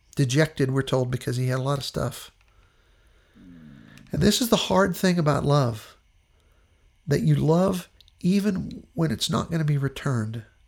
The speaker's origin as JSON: {"language": "English", "region": "Western Pennsylvania", "country": "United States", "tie": "born or raised there", "said": "where I grew up in Western Pennsylvania"}